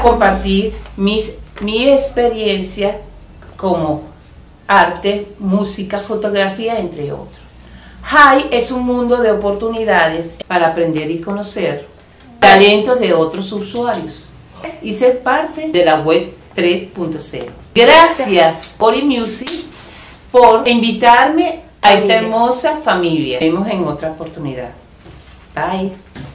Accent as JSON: {"language": "Spanish", "town": "Caracas", "region": "Capital District", "country": "Venezuela", "said": "Soy de Caracas, Venezuela."}